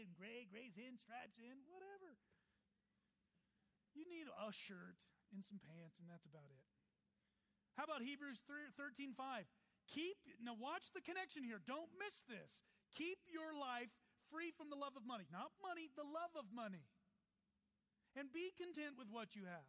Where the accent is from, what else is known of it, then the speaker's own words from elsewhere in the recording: Texas, United States; now in Colorado, United States; I'm from Texas, so I love the great state of Texas.